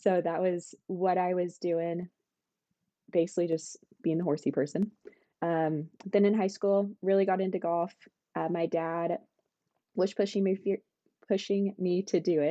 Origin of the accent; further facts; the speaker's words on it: Sedona, Arizona, United States; also born or lived in Texas; so grew up in Sedona. I was born in Texas.